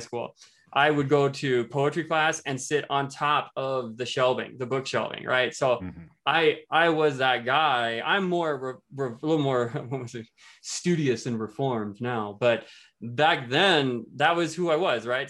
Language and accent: English; Iowa, United States; moved away as an adult; now in Fort Collins, United States; I just moved from the Midwest. I come from Iowa.